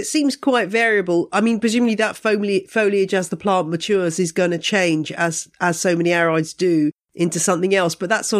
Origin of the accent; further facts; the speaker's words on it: United Kingdom; I find as a British plant person that it's kind of interesting being part of this global community